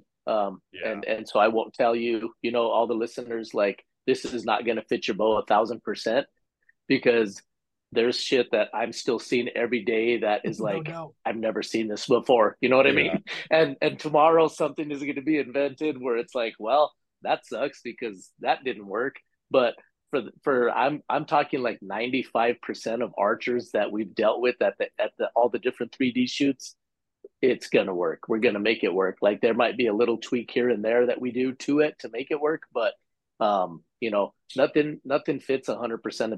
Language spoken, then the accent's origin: English; New Mexico, United States; we're from New Mexico, we're Western hunters